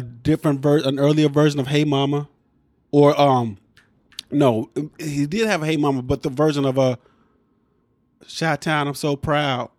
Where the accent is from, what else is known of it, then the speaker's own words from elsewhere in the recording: Midwest, United States; we grew up in the Midwest